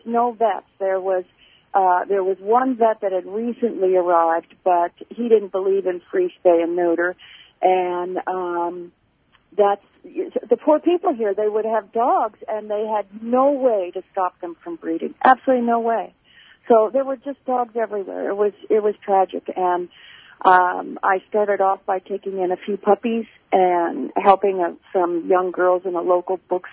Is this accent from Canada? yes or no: yes; Canada; also born or lived in Colorado, United States; now in Isla Mujeres, Mexico; I was born in Canada. I got married and raised my kids in Colorado